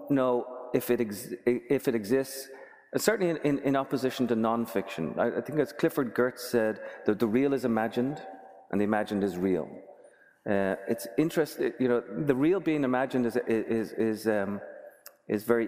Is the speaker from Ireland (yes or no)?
yes; Dublin, Leinster, Ireland; now in United States; I was growing up in Dublin